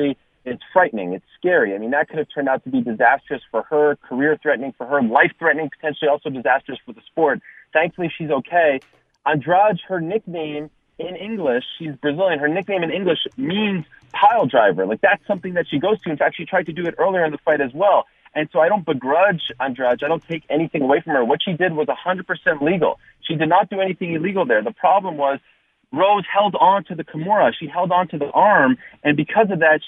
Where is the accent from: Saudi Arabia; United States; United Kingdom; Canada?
Canada; the prodigal son from my home country of Canada